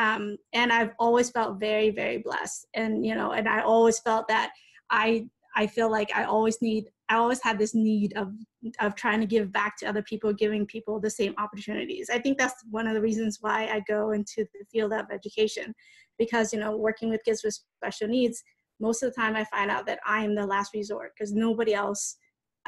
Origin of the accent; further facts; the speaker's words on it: United States; growing up in America